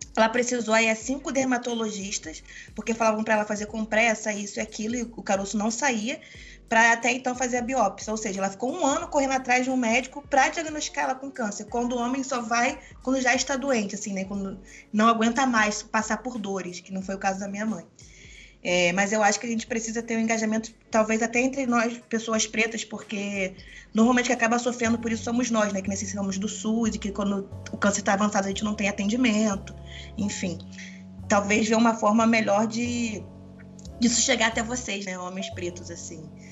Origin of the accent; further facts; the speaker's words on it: Rio de Janeiro, Brazil; now in São Paulo, Brazil; Eu sou moro em São Paulo, mas como boa carioca